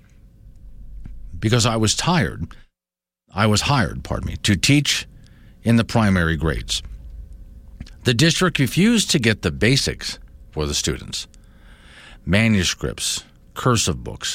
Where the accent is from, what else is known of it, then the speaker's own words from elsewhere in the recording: Florida, United States; moved away; when I was living and growing up in Florida